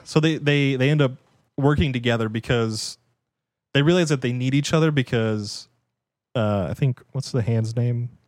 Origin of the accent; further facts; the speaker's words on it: United States; as an American